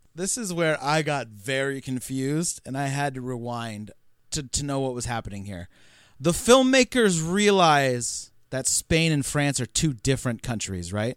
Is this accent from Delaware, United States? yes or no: no; California, United States; we're from uh, California